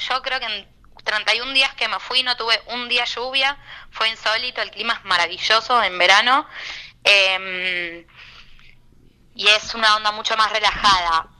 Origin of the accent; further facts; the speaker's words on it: Buenos Aires, Argentina; yo soy porteña